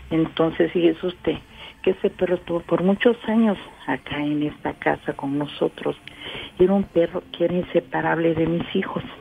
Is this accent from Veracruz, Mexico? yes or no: yes; Orizaba, Veracruz, Mexico; De Orizaba.